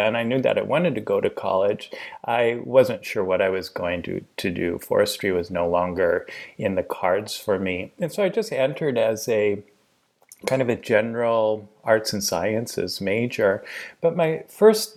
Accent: Portland, Oregon, United States; I was born and raised in Portland, Oregon

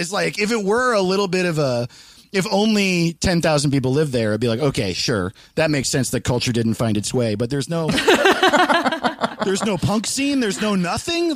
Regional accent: Greenwood Lake, New York, United States; moved away; I'm from Greenwood Lake, New York, where like everyone dies of cocaine.

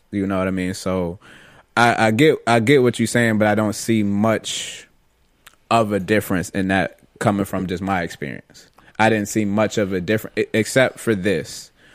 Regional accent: Rochester, New York, United States; now in Florida, United States; growing up in Rochester and on the west side

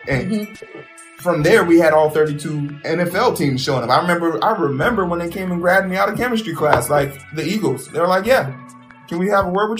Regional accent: Nigeria; me being Nigerian was always something you knew about.

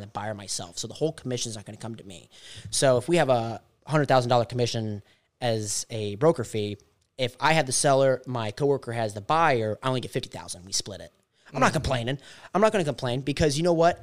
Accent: Englewood, Florida, United States; now in Lake Wales, United States; where I'm from Inglewood, Florida

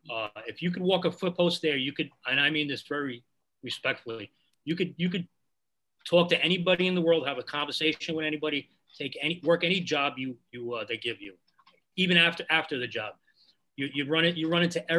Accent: New York City, New York, United States; moved away as an adult; also born or lived in Putnam County, New York; I grew up in Bushwick, Brooklyn in the 70s and 80s

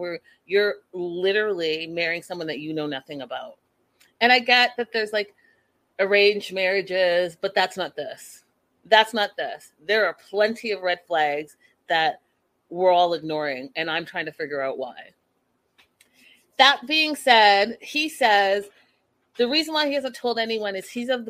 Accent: Canada; I'm Canadian.

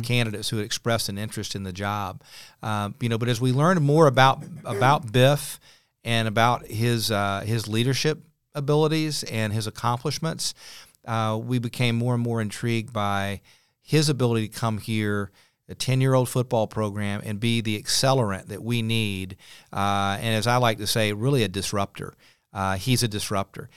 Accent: Clemson, South Carolina, United States; moved away as an adult; also born or lived in Chapel Hill, North Carolina / South Florida / Muncie, Indiana; now in Charlotte, United States; I had roots in Charlotte, even though I grew up in Clemson

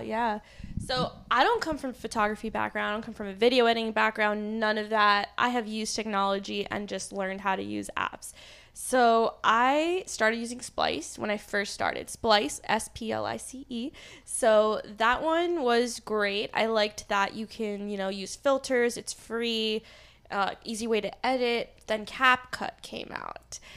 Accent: New Jersey, United States; I grew up in Jersey

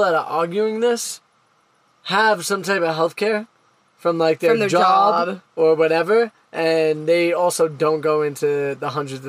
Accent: United States; Me being the American in this relationship

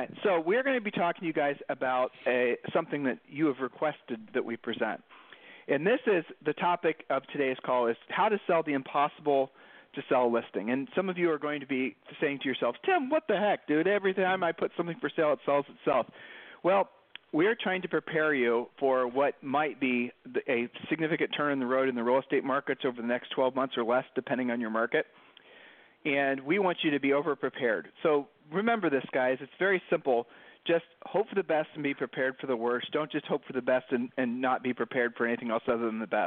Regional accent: Columbus, Ohio, United States; moved away as an adult; now in Puerto Rico; we're from the Midwest in Columbus, Ohio, and when we were growing up, you didn't get the day off from school

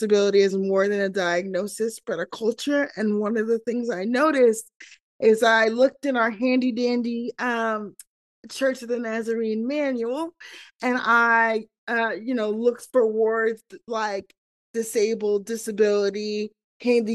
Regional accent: New York City, New York, United States; moved away as an adult; now in Kansas City, United States; I am originally from New York City, but I am currently living in Kansas City

